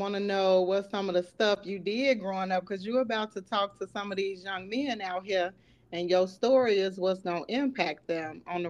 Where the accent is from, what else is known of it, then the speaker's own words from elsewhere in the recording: Miller Projects, Indiana, United States; also born or lived in Ivanhoe; I didn't grow up in Ivanhoe, but I moved to Ivanhoe after I moved out of Miller. I grew up in Miller Projects. Yeah. And then moved.